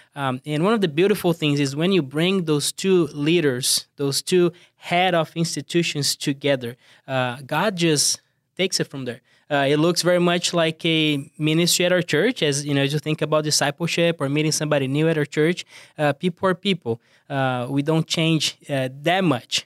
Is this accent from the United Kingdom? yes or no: no; Brazil; accent: thick accent; English is a second language; moved away; I'm from Brazil, as you, uh, can tell, I have a, a thick accent